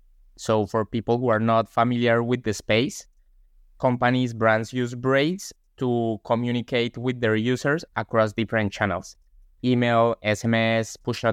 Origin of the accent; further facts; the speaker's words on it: Colombia; now in London, United Kingdom; I'm from Colombia.